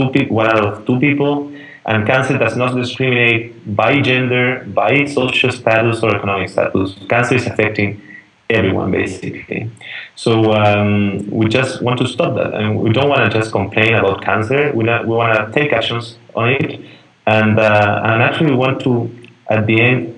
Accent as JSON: {"language": "English", "country": "Chile", "tie": "born or raised there", "said": "I'm Chilean, but I was born and raised here in Chile."}